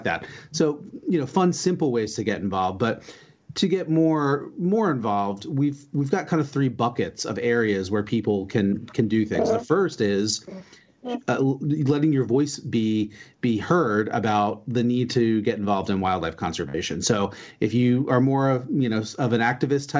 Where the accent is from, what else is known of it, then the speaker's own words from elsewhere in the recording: New Jersey, United States; moved away as an adult; also born or lived in Georgia / Virginia / Washington, D.C.; I grew up in New Jersey, and I actually just moved back here after being away for almost 30 years.